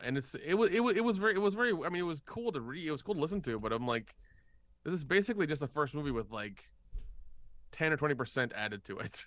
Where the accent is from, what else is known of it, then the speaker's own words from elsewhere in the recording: the South, United States; I grew up in the South